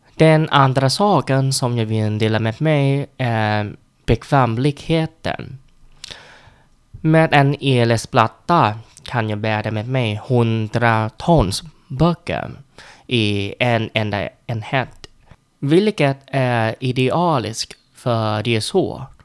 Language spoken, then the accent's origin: Swedish; Vietnam; Swedish is a second language; now in Sweden; Jag är en vietnames som bor i Sverige och lär mig svenska